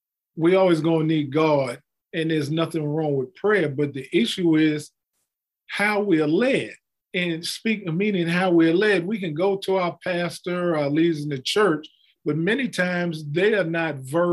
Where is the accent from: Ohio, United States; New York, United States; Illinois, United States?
New York, United States; moved away as an adult; also born or lived in Rhode Island; now in Augusta, United States; I'm not from here. I'm originally born and raised in New York, where I went to school and grew up.